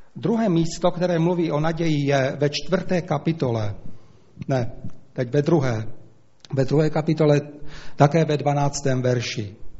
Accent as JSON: {"language": "Czech", "country": "Slovakia", "accent": "Slovak", "first_language": "Slovak", "second_language": "Czech", "moved": "yes", "said": "slovenština nejenom, že je to můj rodný jazyk"}